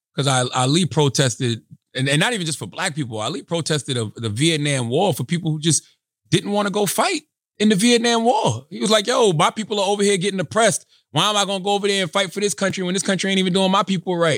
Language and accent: English; Moncks Corner, South Carolina, United States; growing up where I grew up in Monk's Corner, South Carolina